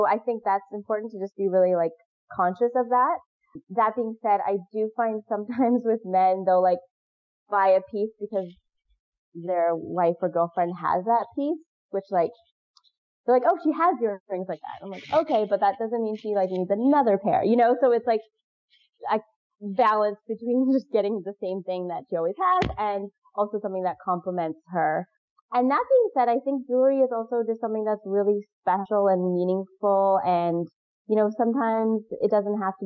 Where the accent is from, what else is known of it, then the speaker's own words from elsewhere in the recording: Pacific Northwest, United States; moved away; I'm from the Pacific Northwest.